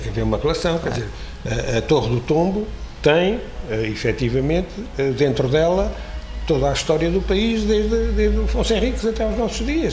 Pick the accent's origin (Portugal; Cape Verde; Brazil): Portugal; Alcobaça, Leiria District; born or raised there; also born or lived in Óbidos